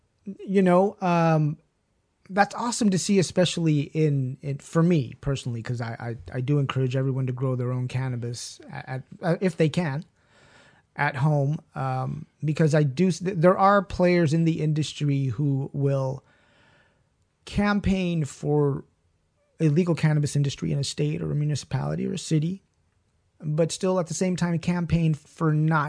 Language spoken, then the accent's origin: English; Ojai, California, United States; I've been learning and perfecting my technique of where I grew up in Ojai for a while.